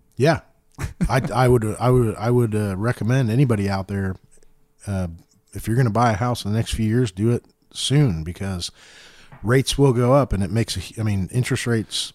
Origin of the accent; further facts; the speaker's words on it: Center Grove, Indiana, United States; I'm from Center Grove